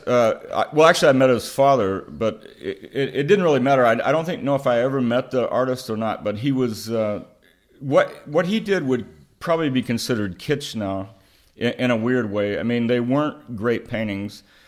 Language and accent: English; Oklahoma, United States; growing up in Oklahoma in a rural area